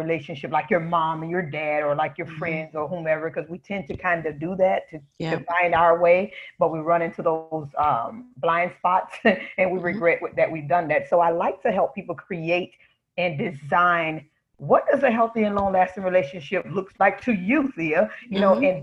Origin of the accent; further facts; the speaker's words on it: South Florida, United States; I grew up in Florida, sunny South Florida. Hasn't been that way recently, but it's my hometown.